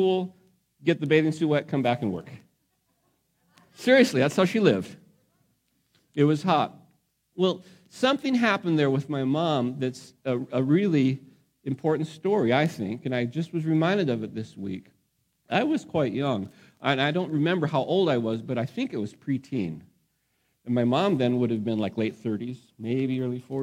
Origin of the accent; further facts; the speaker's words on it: Phoenix, Arizona, United States; the house where I grew up in Phoenix, Arizona